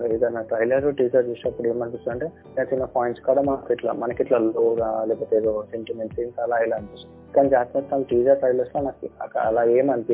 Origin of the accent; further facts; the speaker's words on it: Hyderabad, Telangana, India; నేను పుట్టి పెరిగింది మొత్తం హైదరాబాద్ హైదరాబాద్లోనేనండి